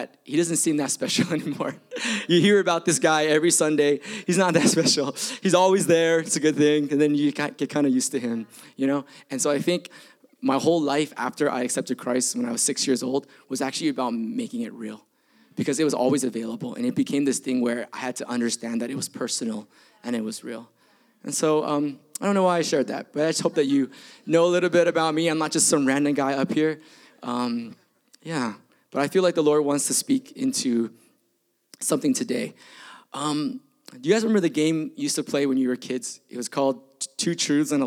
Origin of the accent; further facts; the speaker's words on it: Bay Area, California, United States; also born or lived in Milpitas; I grew up in the Bay Area